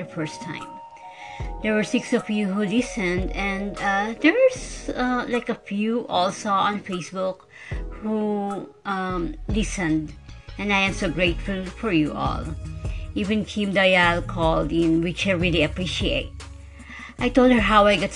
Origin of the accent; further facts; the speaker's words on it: Philippines; English is a second language; I am a Filipino who can speak English fluently, although I have a tone or accent.